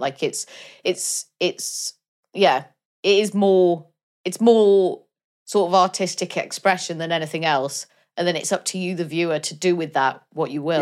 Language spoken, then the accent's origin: English; Wales, United Kingdom; my home country